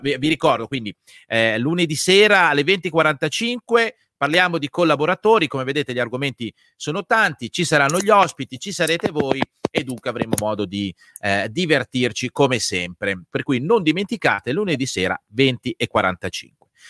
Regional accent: Lombardy, Italy; da buon lombardo con l'articolo davanti

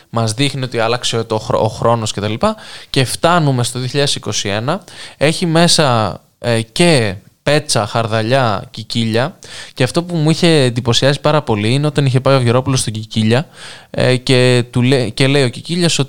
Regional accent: North Aegean, Greece; εγώ είμαι από Λέσβο, ακούω από Ζάκη θα μετράει. Φυσικά και μετράει. Τι έχουμε πιάσει τα νησιά, είμαστε νησιώτε.

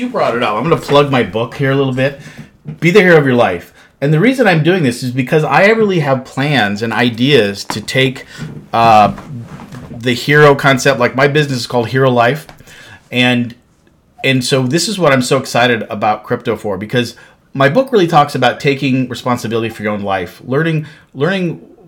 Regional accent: Montana, United States; now in Kansas City, United States; grew up in Montana

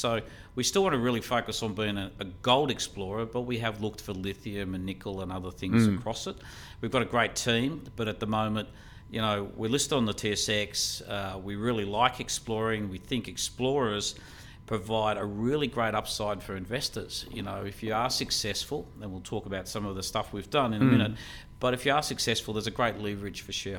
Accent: Queensland, Australia; I'm a Queenslander, so don't hold that against me. Yeah, I always say you can take the boy out of Queensland, but not Queensland out of the boy.

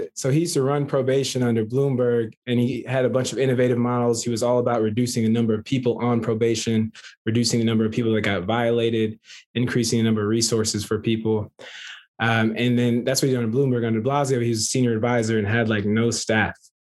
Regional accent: Kansas City, Missouri, United States; born or raised there; moved away as an adult; also born or lived in New York

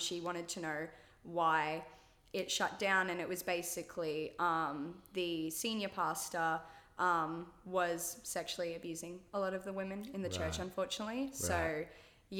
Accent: Australia; I was born in Australia.

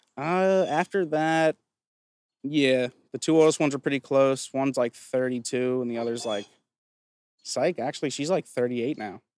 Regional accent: Claymont, Delaware, United States; also born or lived in Visalia, California; I'm from Claymont. Grew up here. I was born in California, actually.

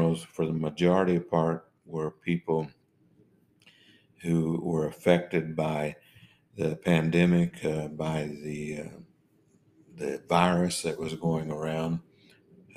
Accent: Oklahoma, United States; moved away as an adult; also born or lived in New England / Newport, Rhode Island; what I grew up with in Oklahoma

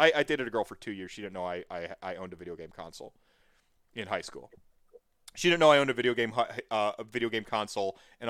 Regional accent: Winona, Minnesota, United States; I'm a cheesehead from Winona, Minnesota.

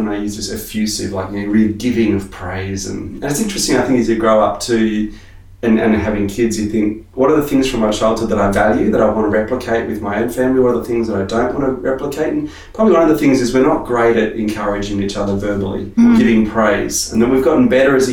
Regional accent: Wollongong, New South Wales, Australia; moved away as an adult; now in Sydney, Australia; I grew up just south of Sydney, so for anyone who's not a Sydney person, about an hour south of Sydney, little suburb in Wollongong, and I moved to Sydney after university.

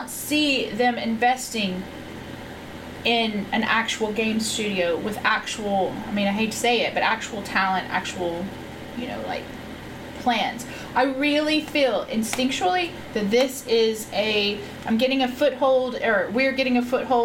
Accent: United States; I'm American

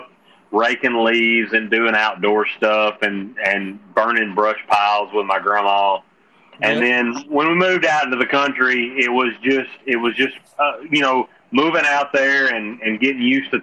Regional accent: Gurdon, Arkansas, United States; I'm from Gurdon, Arkansas. There's no city here. It's all backwoods.

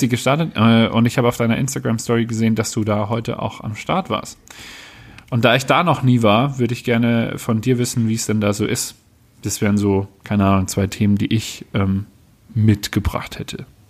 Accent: Baden-Württemberg, Germany; ich bin aufgewachsen im Badnerland, was nicht immer einfach ist

